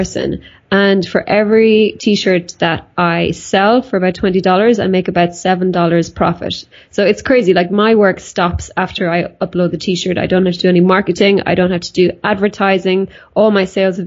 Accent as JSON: {"language": "English", "country": "Ireland", "said": "I'm from Ireland"}